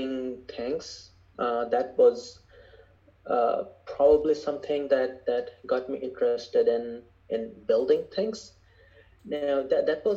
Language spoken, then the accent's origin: English; Bangladesh; moved away as an adult; also born or lived in Michigan, United States; now in Los Angeles, United States; I grew up in Bangladesh